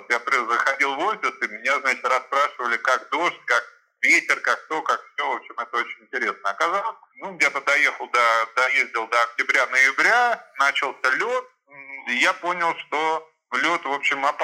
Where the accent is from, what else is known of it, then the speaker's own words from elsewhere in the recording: Germany; now in Saint Petersburg, Russia; Ну, я родился в Ленинграде, потом э, жил в Германии 20 лет, э, с детства